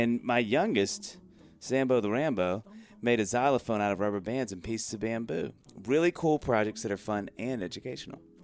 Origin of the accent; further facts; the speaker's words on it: the South, United States; we're both from the South